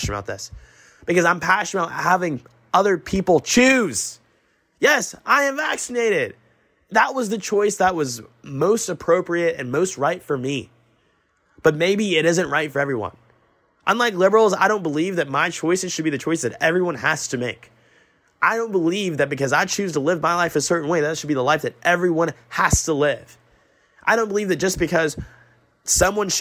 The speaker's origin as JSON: {"language": "English", "town": "Augusta", "region": "Georgia", "country": "United States", "said": "I'm from Augusta"}